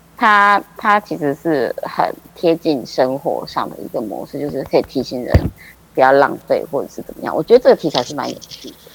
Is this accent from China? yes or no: no; Kaohsiung, Taiwan; 没有高雄